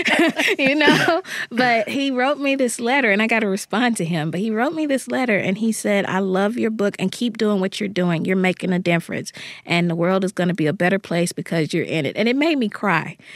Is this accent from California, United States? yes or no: no; Jackson, Mississippi, United States; born or raised there